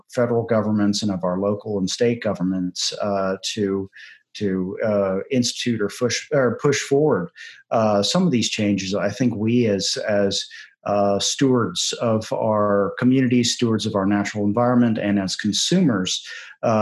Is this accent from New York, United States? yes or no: no; Charleston, South Carolina, United States; I'm a Charleston native, born and raised, and have just moved back here full time